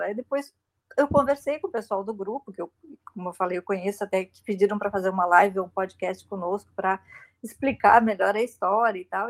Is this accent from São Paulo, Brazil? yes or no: no; Santa Catarina, Brazil; now in Rio Grande do Sul, Brazil; venho de Santa Catarina, né, onde, tá, onde mora minha família e, e, moro no Rio Grande do Sul